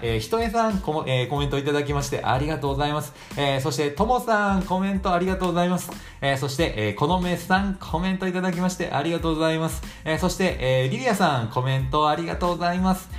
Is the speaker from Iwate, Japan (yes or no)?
no; Shiga, Japan; moved away; 僕らの生まれたとこ滋賀県なんですけど